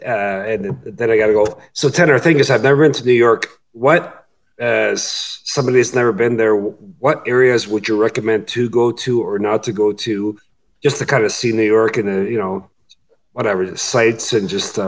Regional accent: Canada; as a Canadian

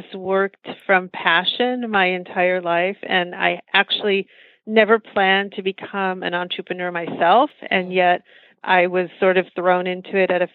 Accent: United States; I'm American Indian

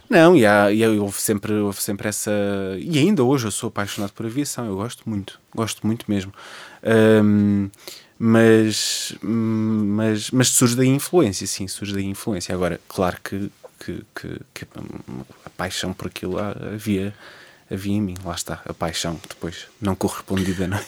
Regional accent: Cascais line, Lisbon, Portugal; born or raised there; also born or lived in Oeiras / Estoril / Parede

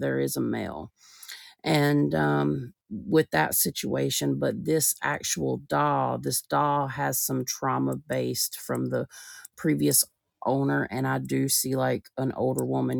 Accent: the South, United States; I'm from the South

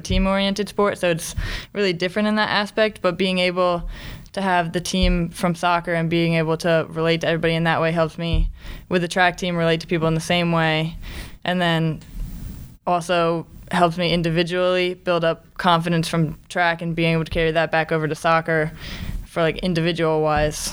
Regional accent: Westminster, Maryland, United States; I'm from Westminster, Maryland

